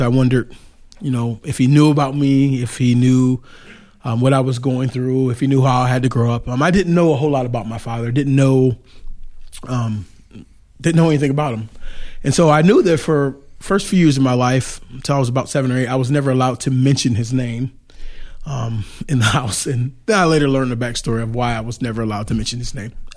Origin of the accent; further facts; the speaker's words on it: Detroit, Michigan, United States; now in Goshen, United States; I grew up in Detroit, Michigan.